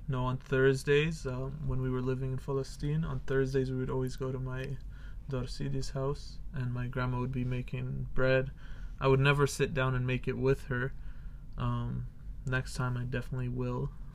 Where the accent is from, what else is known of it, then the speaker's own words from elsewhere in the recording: Canada; I'm actually Canadian